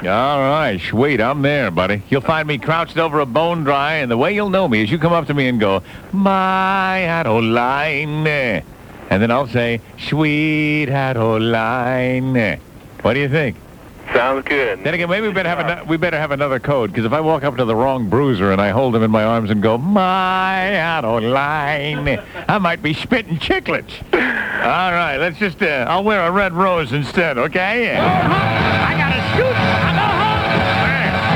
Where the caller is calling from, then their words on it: San Diego, California, United States; I'm calling from La Jolla.